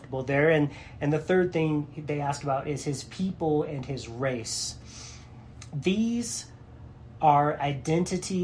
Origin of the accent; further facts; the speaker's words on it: United States; for me as an American